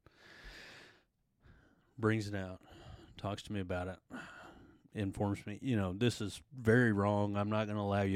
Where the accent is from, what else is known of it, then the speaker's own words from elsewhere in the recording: Sapulpa, Oklahoma, United States; Born and raised in Spalpa. Grew up in the same house throughout my childhood